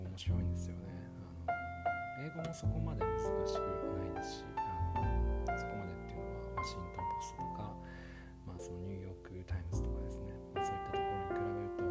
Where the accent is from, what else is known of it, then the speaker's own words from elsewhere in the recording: Tokyo, Japan; now in New York City, United States; 東京出身なので東京出身っていうか東京で長く住んでいた